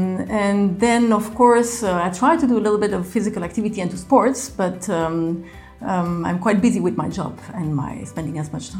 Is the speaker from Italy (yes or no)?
yes; Rome, Lazio, Italy; also born or lived in Geneva, Switzerland / Belgium; I'm Belgian. I grew up in Rome and in Geneva.